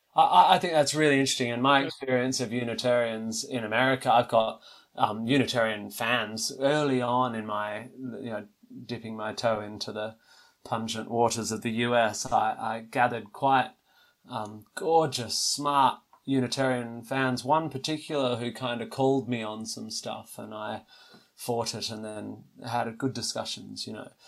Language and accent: English; Australia; for me as an Australian